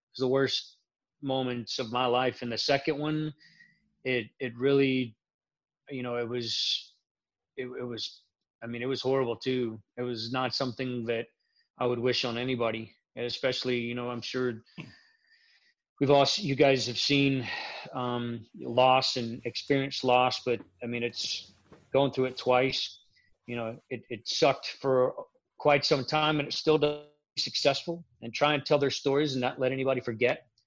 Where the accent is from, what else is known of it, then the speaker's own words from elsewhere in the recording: Florida, United States; accent: Midwestern; also born or lived in Kansas; I grew up in Central Florida, but I spent the majority of my life traveling around the United States. I did spend the majority of the beginning of my career in Kansas, so I might have that Midwestern, Southern Midwestern accent as they have it